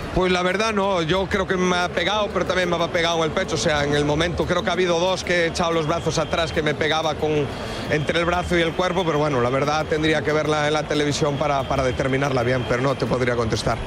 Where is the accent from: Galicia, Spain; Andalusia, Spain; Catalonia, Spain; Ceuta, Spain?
Galicia, Spain; Yo me siento muy gallego